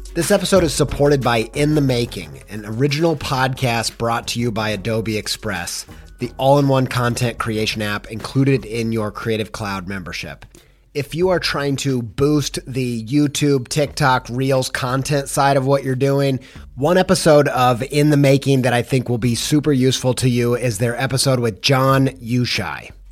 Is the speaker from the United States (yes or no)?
yes; Indiana, United States; also born or lived in England; now in Columbus, United States; I'm from the great state of Indiana. I'm a Midwesterner